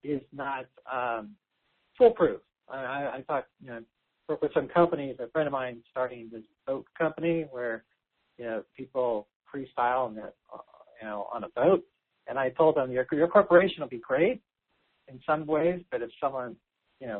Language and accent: English; California, United States; I'm from California, which means a lot of taxes here